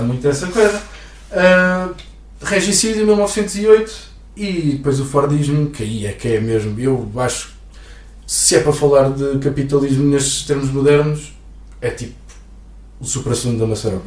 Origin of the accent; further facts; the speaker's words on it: Santarém, Santarém District, Portugal; venho de Santarém